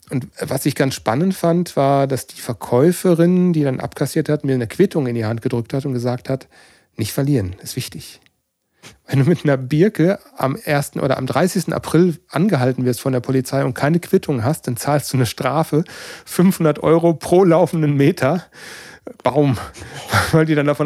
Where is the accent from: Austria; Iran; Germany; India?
Germany; North Rhine-Westphalia; Und mich hat das ähm, etwas überrascht, so als, als Sauerländer, dass diese Maibaum-Tradition